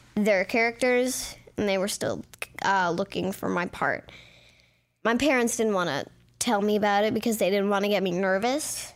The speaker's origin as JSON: {"language": "English", "town": "Beverly Hills", "region": "California", "country": "United States", "tie": "born or raised there", "said": "I was born in Beverly Hills"}